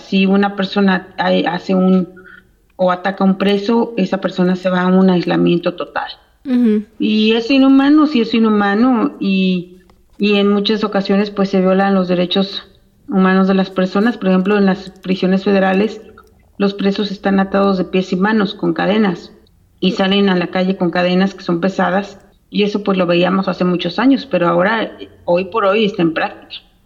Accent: Cuernavaca, Morelos, Mexico; moved away as an adult; now in Georgia, United States; soy originaria de Cuernavaca, Morelos, y tengo ya viviendo en Estados Unidos 22 años

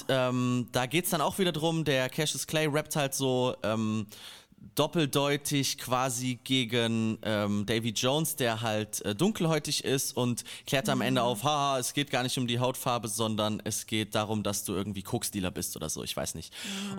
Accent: a small village in Hesse, Germany; mein kleines hessisches Dorf

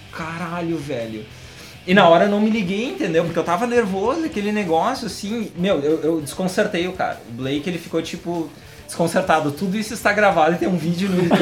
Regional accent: Brazil; na verdade eu sou do Brasil.

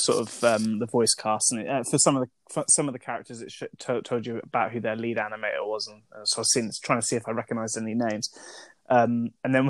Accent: United Kingdom; I'm British.

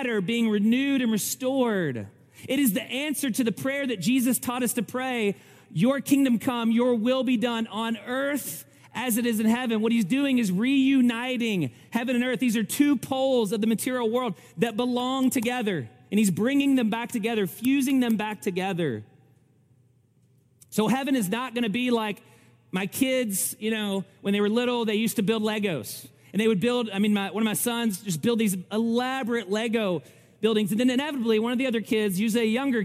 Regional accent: Kentucky, United States; I'm from Kentucky

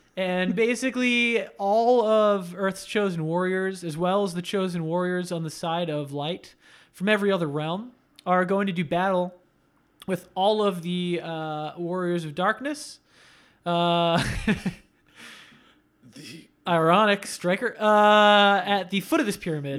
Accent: Coral Springs, Florida, United States; my hometown of Coral Springs

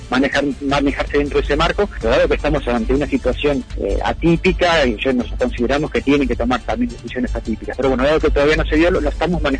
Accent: Córdoba, Argentina; Con los 100 autos por ahí que somos acá del Valle de Calamuchita.

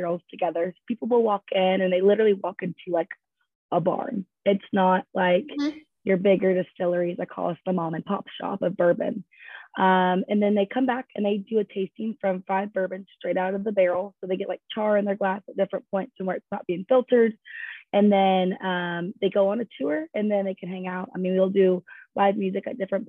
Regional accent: Louisville, Kentucky, United States; I'm from Louisville, Kentucky, but I went to school with Ashton at Western.

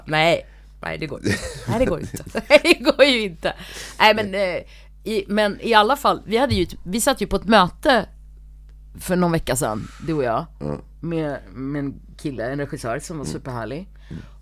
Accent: South India, India; nej, men och sen så i södra Indien där jag är ifrån mm. så är de ju mörkare som jag är, de har ju lockigt hår som jag har

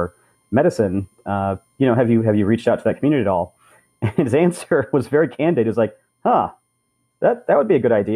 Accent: Southern California, United States; grew up in Southern California where I am at the moment

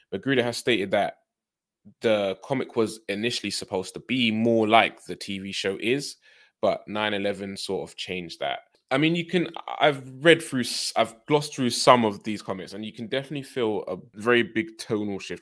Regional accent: United Kingdom; growing up in the U K

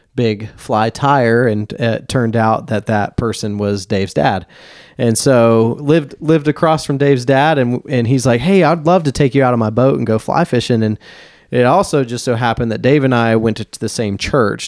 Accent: Nashville, Tennessee, United States; now in Black Mountain, United States; born and raised in Nashville

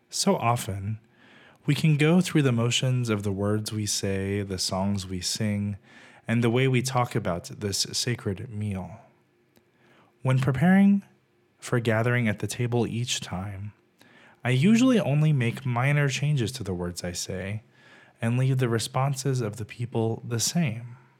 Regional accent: Texas, United States; Growing up in Texas, many of my friends and family are a bit more conservative than I am

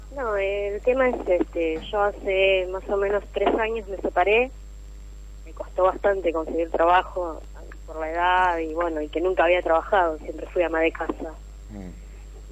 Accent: Rosario, Santa Fe, Argentina; De Rosario

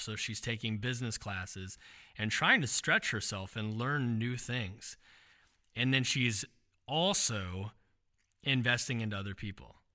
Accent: Xenia, Ohio, United States; when I was growing up in Xenia

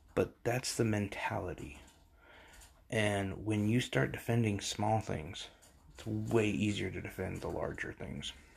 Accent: United States; as an American

